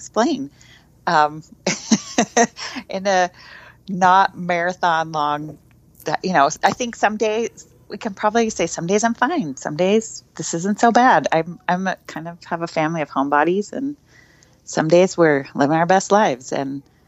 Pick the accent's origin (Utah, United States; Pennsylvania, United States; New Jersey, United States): Utah, United States; Salt Lake City; I grew up in Salt Lake City